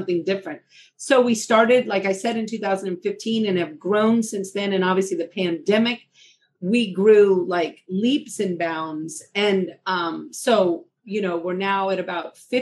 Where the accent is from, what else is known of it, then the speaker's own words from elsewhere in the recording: New Orleans, Louisiana, United States; moved away as an adult; also born or lived in Georgia / Minnesota; now in Seattle, United States; I am from New Orleans. I mean, I practiced in New Orleans